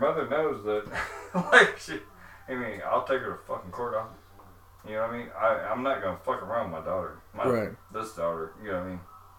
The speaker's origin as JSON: {"language": "English", "town": "St. Louis", "region": "Missouri", "country": "United States", "also_born_or_lived": "Kentucky"}